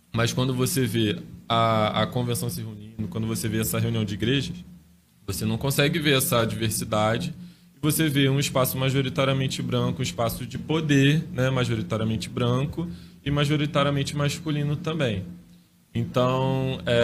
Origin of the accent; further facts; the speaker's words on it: Nilópolis, Rio de Janeiro, Brazil; eu sou de Nilópolis, Baixada Fluminense, no estado do Rio de Janeiro